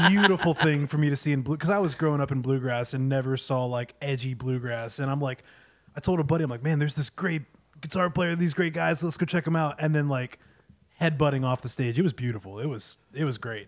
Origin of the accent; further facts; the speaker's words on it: North Carolina, United States; moved away as an adult; I'm from North Carolina